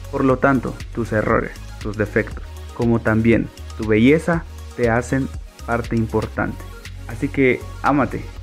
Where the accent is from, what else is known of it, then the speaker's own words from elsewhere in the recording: Santander de Quilichao, Cauca, Colombia; soy de Santander de Quilichao, Cauca, y pertenezco a la fundación Tengo Ganas, es una fundación juvenil.